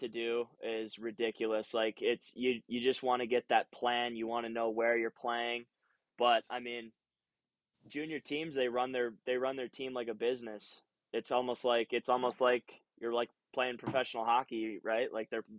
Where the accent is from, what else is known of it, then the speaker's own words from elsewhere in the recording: Waconia, Minnesota, United States; moved away as an adult; also born or lived in Ogden, Utah; now in Utah, United States; I grew up in Waconia